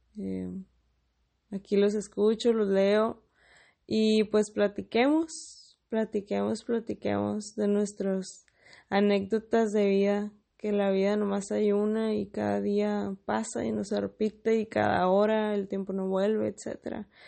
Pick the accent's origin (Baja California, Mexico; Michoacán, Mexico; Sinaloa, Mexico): Baja California, Mexico; Mexicali; soy de Mexicali, la capital de Baja California